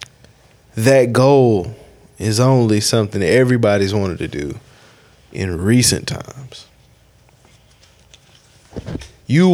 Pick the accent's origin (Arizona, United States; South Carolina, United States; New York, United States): South Carolina, United States; Spartanburg; I'm from Spartanburg, South Carolina. First state to secede from the Union.